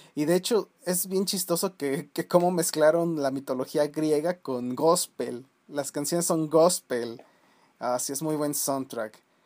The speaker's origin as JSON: {"language": "Spanish", "town": "Celaya", "region": "Guanajuato", "country": "Mexico", "tie": "born or raised there", "moved": "yes", "said": "en mi pueblo, donde yo antes este, vivía, allá en San Miguel Octopan, que es una un pueblito ahí de las lejanías de Celaya"}